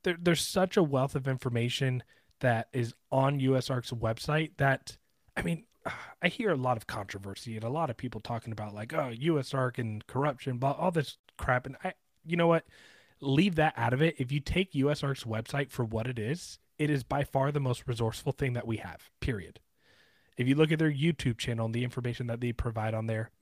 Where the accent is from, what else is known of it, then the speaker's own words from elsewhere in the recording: Sarasota, Florida, United States; I grew up in Sarasota, Florida